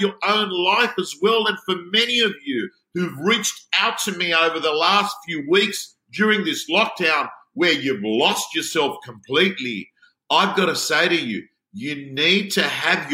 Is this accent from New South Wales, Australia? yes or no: yes; Sydney, New South Wales, Australia; I was brought up in the Canterbury-Bankstown area, in the Belmore-Lakemba area.